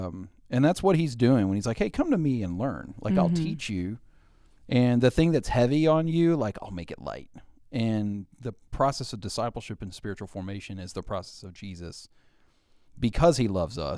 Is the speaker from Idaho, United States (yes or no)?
no; Arkansas, United States; born there; Yeah, I was born in Central Arkansas and into a godly family. My parents were active in their local church.